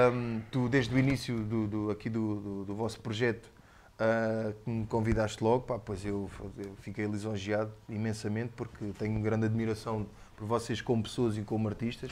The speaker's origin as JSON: {"language": "Portuguese", "town": "Almancil", "region": "Algarve", "country": "Portugal", "tie": "born or raised there", "also_born_or_lived": "Lisbon / Faro", "said": "sou, sou de Lisboa, mas basicamente vim para cá da puto, há 5 ou 6 anos. Uh, praticamente só, só nasci lá, sou, sou, sou praticamente algarvio"}